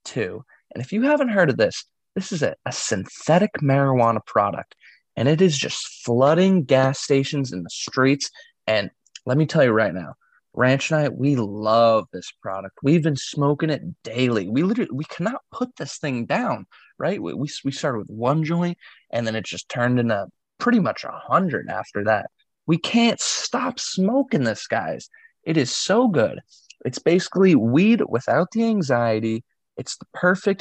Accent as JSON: {"language": "English", "region": "New England", "country": "United States", "tie": "born or raised there", "said": "myself growing up in New England"}